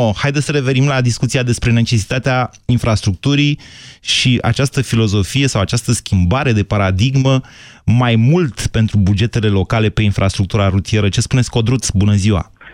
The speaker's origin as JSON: {"language": "Romanian", "region": "Oltenia", "country": "Romania", "said": "noi oltenii"}